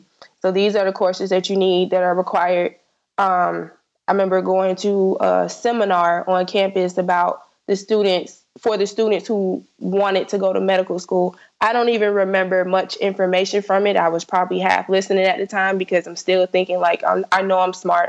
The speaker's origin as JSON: {"language": "English", "region": "South Florida", "country": "United States", "said": "I'm from South Florida, so I applied to only schools in Florida."}